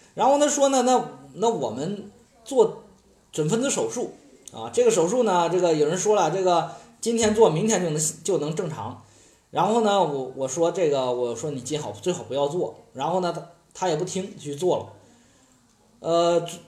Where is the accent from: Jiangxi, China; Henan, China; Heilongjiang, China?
Henan, China; 我们河南的同学